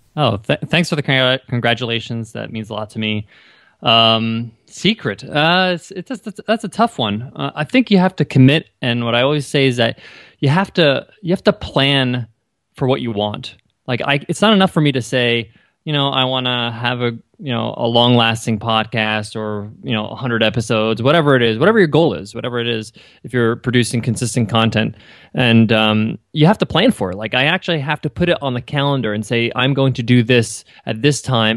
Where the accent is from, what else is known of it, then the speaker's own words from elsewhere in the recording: New York, United States; I grew up in New York, and, uh, my parents are Egyptian